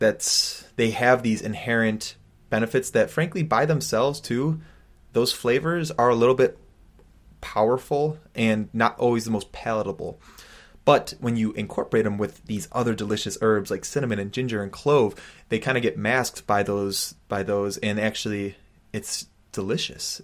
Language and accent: English; United States; growing up as an American